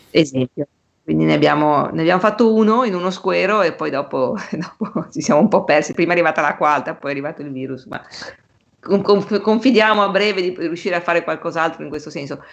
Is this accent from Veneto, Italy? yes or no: yes; Venice, Veneto, Italy; siamo italiani e in più siamo anche veneziani